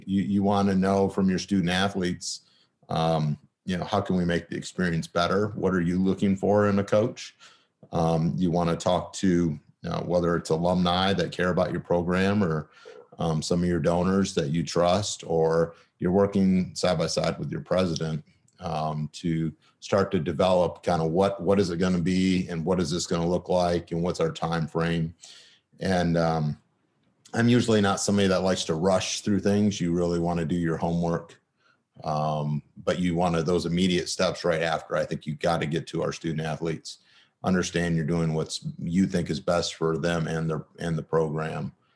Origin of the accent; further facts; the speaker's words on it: Michigan, United States; moved away as an adult; also born or lived in Kalamazoo; I'm from Michigan.